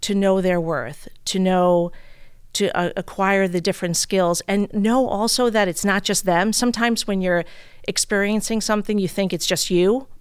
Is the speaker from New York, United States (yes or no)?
yes; New York City, New York, United States; moved away as an adult; now in East Hampton, United States; born and raised in Brooklyn, New York